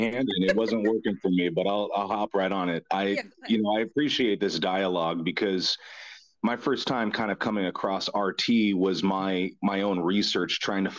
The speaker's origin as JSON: {"language": "English", "country": "United States", "said": "as an American"}